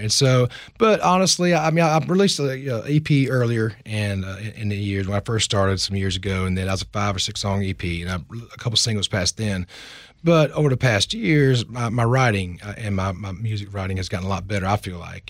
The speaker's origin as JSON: {"language": "English", "town": "Sumter", "region": "South Carolina", "country": "United States", "tie": "born or raised there", "said": "my hometown, and I have to have mom and daddy in it."}